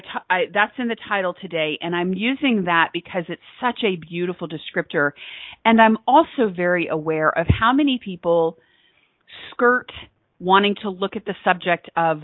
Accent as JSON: {"language": "English", "region": "Texas", "country": "United States", "said": "I am from Texas, I am in the South"}